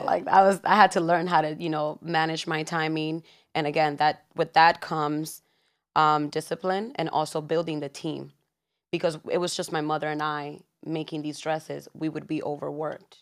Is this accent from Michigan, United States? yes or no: no; New York, United States; born in New York, born and raised in Washington Heights.